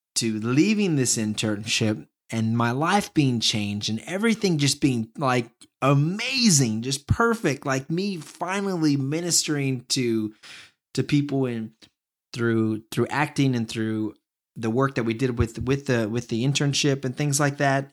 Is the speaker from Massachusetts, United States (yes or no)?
no; small town near San Antonio, Texas, United States; also born or lived in Dallas; I moved from a small town near San Antonio to Dallas. And, um, I was born in Dallas, so basically going back home, kinda.